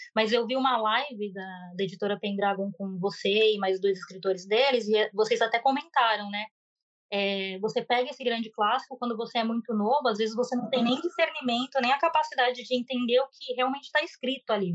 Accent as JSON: {"language": "Portuguese", "country": "Brazil", "moved": "as an adult", "lives_now": "Japan", "said": "eu sou brasileira descendente de japoneses"}